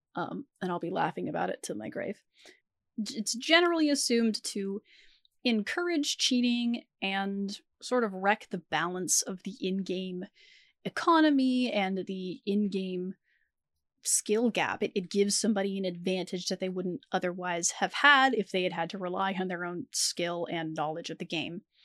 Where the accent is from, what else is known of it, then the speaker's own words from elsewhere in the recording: United States; as an American citizen. We have taxes here in the U S